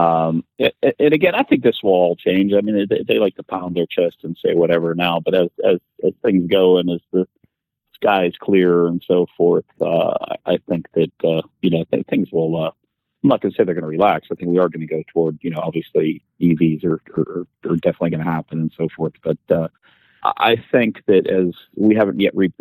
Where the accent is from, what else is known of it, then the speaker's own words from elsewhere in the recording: Pittsburgh, Pennsylvania, United States; I grew up in Pittsburgh